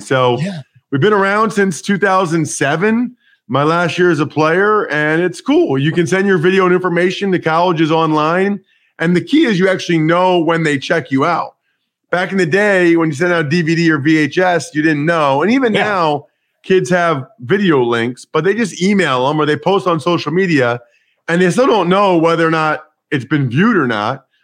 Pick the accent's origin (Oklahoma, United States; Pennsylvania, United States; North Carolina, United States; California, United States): Pennsylvania, United States; outside of Philadelphia; I grew up outside of Philadelphia